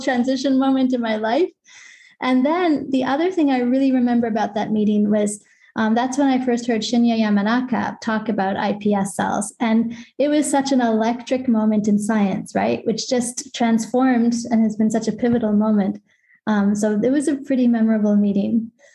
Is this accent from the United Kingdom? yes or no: no; Canada; now in Basel, Switzerland; I'm Canadian